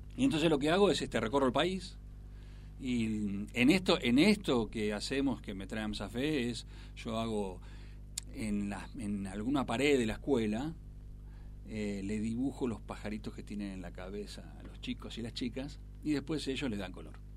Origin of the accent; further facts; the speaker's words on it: Ciudadela, Buenos Aires Province, Argentina; yo soy del conurbano de Buenos Aires, soy de Ciudadela